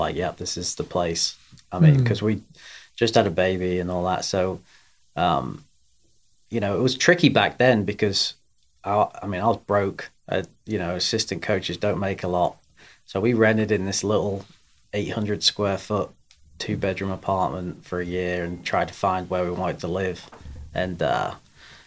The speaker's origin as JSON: {"language": "English", "region": "England", "country": "United Kingdom", "tie": "born or raised there", "also_born_or_lived": "Augusta, Georgia, United States", "moved": "as an adult", "lives_now": "Erwin, United States", "said": "I was born in England, born and raised there, and then went to college in America"}